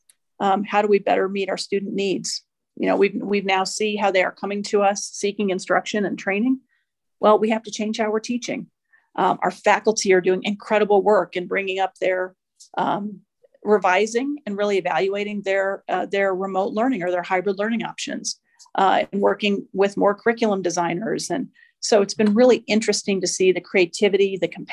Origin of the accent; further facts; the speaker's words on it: Midwest, United States; moved away as an adult; also born or lived in Washington, D.C.; now in New Mexico, United States; I'm originally from the Midwest. I spent about 20 years in DC. I've now been in New Mexico a little over 10